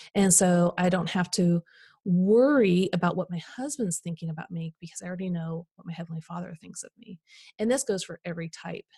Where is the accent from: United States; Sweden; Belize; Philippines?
United States; Midwest; I grew up in the Midwest